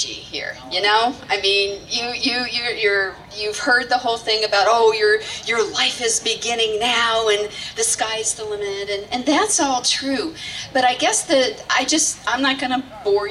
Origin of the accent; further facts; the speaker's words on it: Lee County, Florida, United States; I grew up here in Lee County.